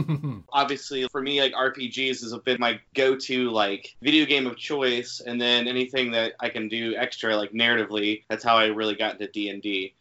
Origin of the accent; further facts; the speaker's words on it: California, United States; now in Chattanooga, United States; I'm originally from California, but I'm finding myself living in Chattanooga, Tennessee right now.